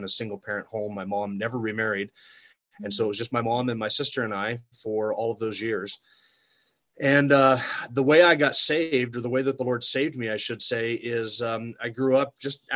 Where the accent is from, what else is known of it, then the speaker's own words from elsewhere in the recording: Sandpoint, Idaho, United States; also born or lived in California; I grew up here in Sandpoint, went to school here, graduated high school in 1990.